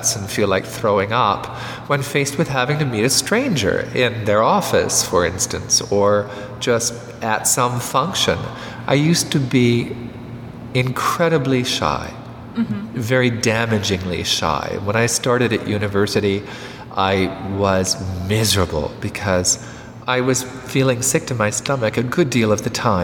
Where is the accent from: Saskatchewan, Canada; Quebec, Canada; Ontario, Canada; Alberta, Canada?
Quebec, Canada; Montreal; I was brought up in the West Island of Montreal